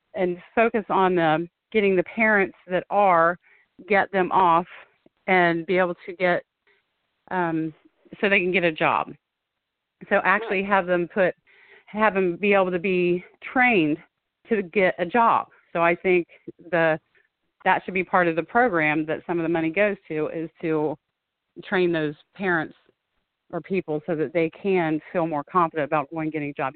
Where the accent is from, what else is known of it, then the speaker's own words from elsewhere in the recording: Springfield, Ohio, United States; born and raised in Springfield, Ohio